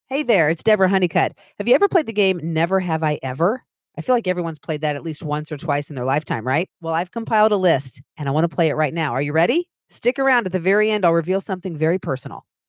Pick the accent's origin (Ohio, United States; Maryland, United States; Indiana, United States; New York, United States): Indiana, United States; Anderson; I grew up in Anderson, Indiana.